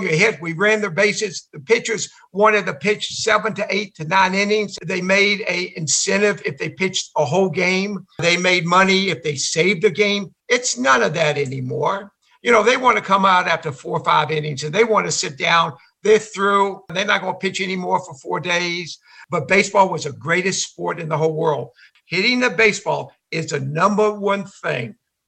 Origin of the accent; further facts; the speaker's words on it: Georgia, United States; I'm from Georgia